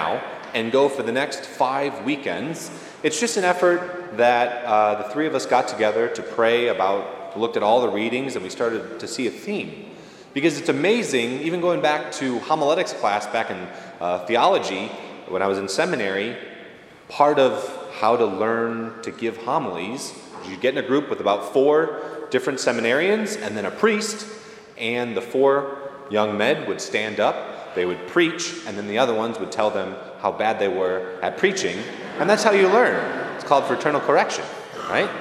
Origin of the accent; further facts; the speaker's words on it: Rockton, Illinois, United States; I grew up in Rockton, Illinois, about an hour north of here, just north of Rockford